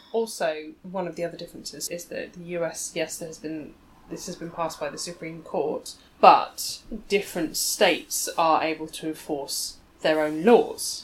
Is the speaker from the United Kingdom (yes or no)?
yes; England, United Kingdom; as an English person, as a woman